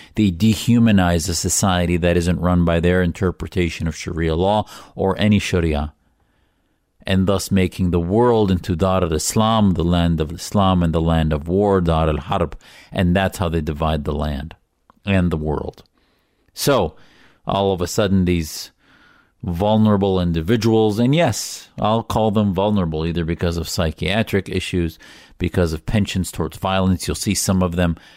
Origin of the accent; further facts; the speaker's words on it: United States; as an American Muslim